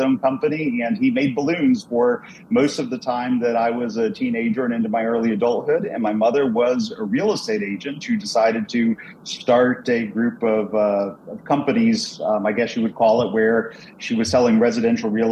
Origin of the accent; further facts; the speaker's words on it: Dallas, Texas, United States; moved away as an adult; also born or lived in Sturgis, Michigan; my family moved down to the Dallas, Texas area, and I spent the rest of my childhood and youth down in Dallas, and spent actually all of my life in Texas